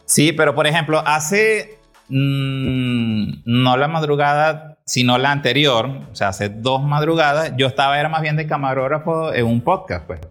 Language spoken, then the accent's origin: Spanish; Venezuela; nosotros los venezolanos